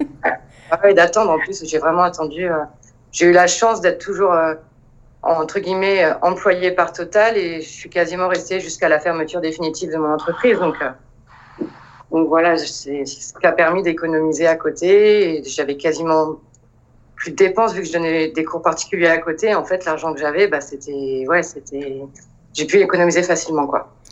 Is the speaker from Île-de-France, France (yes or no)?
no; Le Mans, Pays de la Loire, France; moved away as an adult; also born or lived in Montpellier / Paris; Je suis originaire du Mans. Euh, donc j'ai vécu au Mans jusqu'à mes 20 ans.